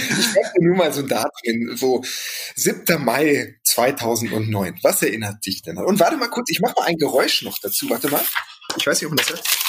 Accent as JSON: {"language": "German", "town": "Gelsenkirchen", "region": "North Rhine-Westphalia", "country": "Germany", "tie": "born or raised there", "said": "ich bin ganz in der Nähe von Parkstadion aufgewachsen"}